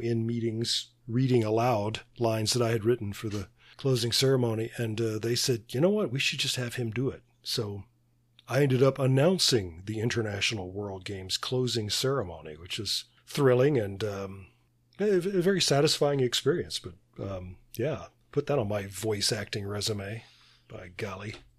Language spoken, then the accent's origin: English; Birmingham, Alabama, United States; my hometown of Birmingham, Alabama.